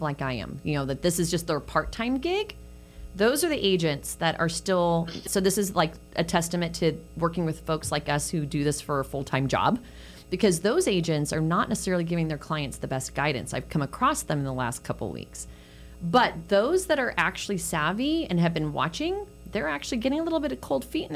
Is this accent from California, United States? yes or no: yes; California, United States; now in Phoenix, United States; I grew up in California on the other side of the country